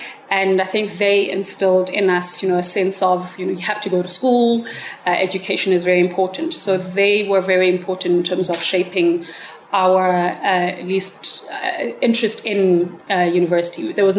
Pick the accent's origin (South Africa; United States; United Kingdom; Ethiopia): South Africa; being a South African who was brought up under apartheid and watching my country disintegrate